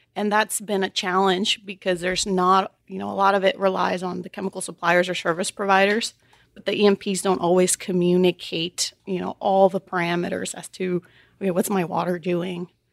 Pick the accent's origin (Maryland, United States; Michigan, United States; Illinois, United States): Illinois, United States; Chicago; also born or lived in Texas; now in Houston, United States; I grew up in Chicago.